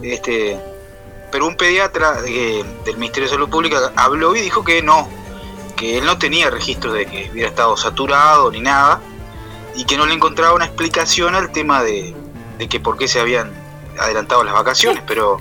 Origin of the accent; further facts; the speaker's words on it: Florida, Uruguay; yo soy de Florida